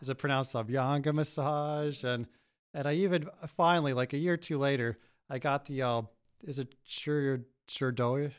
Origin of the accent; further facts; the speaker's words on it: United States; I grew up here